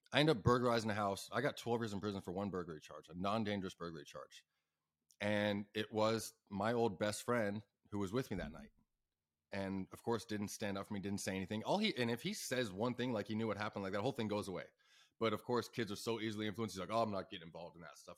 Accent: Ahwatukee, Arizona, United States; I'm from Awaitooki

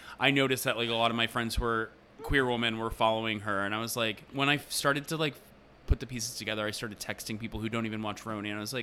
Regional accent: Atlanta, Georgia, United States; because I'm from Atlanta

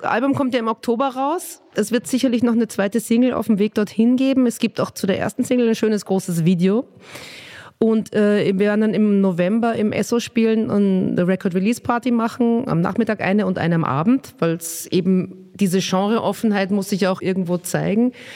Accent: Vienna, Austria; accent: Viennese; moved away as an adult; also born or lived in Nuremberg, Germany / Röthenbach, Germany; now in Berlin, Germany; Und dann, als ich ungefähr zehn war, sind wir in den Süden von Wien gezogen, weil mein Papa in Wien einen Job gekriegt hat.

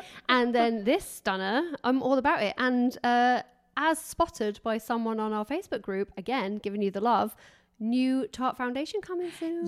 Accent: England, United Kingdom; I'm English

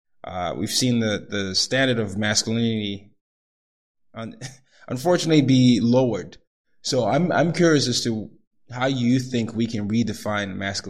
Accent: Nigeria; I'm the oldest of three boys. I'm from Nigeria. Grew up in different parts of the world

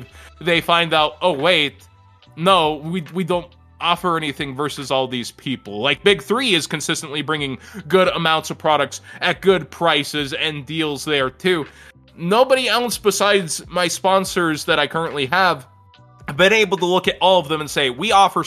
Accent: Texas, United States; I'm like Texan

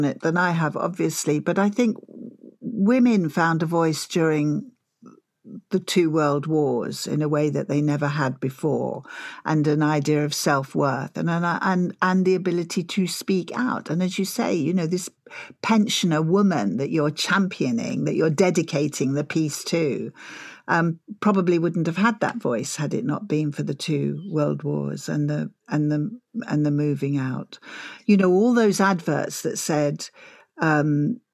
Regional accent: Essex, East of England, United Kingdom; I'm from Essex

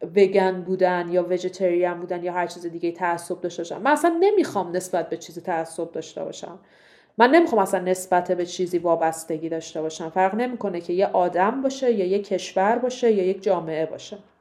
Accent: Iran; moved away as an adult; now in Portugal; من ایرانیم من مثلا مفتخرم به اینکه ایرانیم

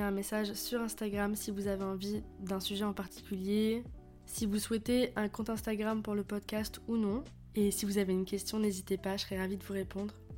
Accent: France; je suis française, j'habite en France

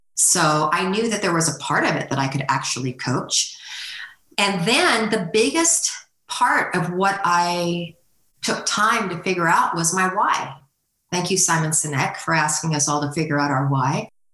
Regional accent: California, United States; moved away as an adult; now in Northwest Arkansas, United States; I grew up in California

